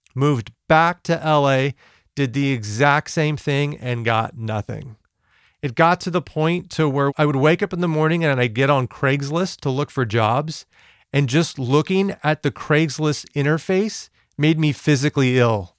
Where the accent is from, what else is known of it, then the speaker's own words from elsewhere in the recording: West Covina, California, United States; I'm born and raised in West Covina, California